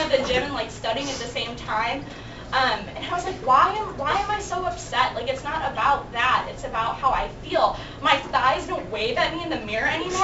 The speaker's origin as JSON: {"language": "English", "town": "Chicago", "region": "Illinois", "country": "United States", "moved": "as an adult", "lives_now": "Chapel Hill, United States", "said": "I'm from Chicago, but really a suburb"}